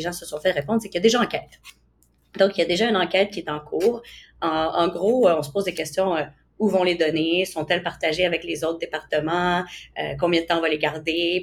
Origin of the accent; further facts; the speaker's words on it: Canada; en tant que Canadien